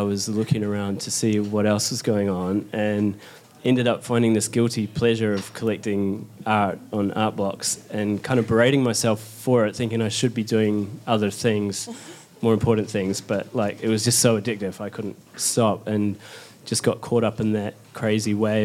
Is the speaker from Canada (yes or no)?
no; New Zealand; moved away as an adult; now in London, United Kingdom; from New Zealand, but I've just moved to London